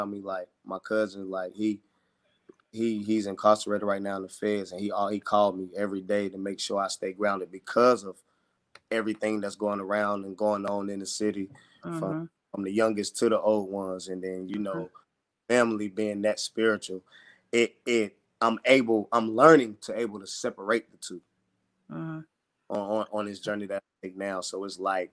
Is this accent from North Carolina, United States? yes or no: yes; Charlotte, North Carolina, United States; I'm coming live from Charlotte, North Carolina, West Boulevard to be exact. That's where I grew up and raised